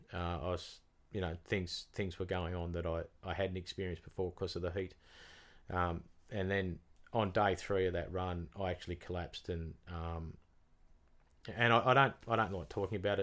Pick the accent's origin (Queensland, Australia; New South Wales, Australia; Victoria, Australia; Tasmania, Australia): Tasmania, Australia; from Tasmania